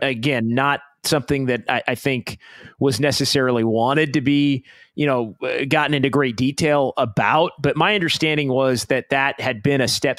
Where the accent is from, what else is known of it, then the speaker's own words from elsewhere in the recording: Sacramento, California, United States; my hometown of Sacramento